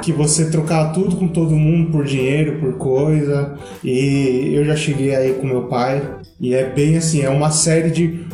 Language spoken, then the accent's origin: Portuguese; Brazil; nós que somos brasileiros